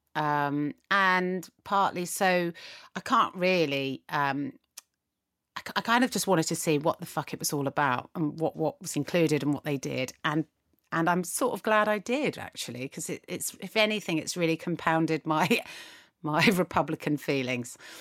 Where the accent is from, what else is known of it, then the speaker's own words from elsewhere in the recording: United Kingdom; we, as British people